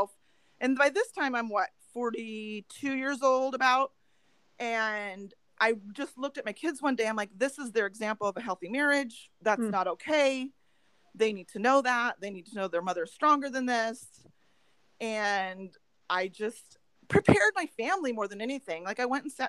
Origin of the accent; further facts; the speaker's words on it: North Dakota, United States; I'm a German from North Dakota